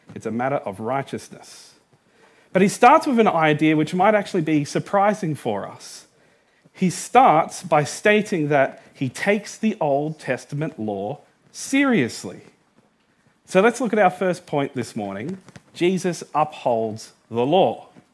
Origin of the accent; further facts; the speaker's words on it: Australia; I was born in Australia.